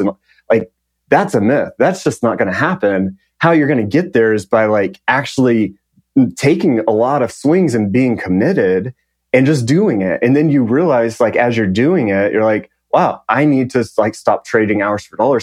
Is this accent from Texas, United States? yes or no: yes; Lubbock, Texas, United States; I grew up in West Texas, town called Lubbock, uh, right in the panhandle of Texas.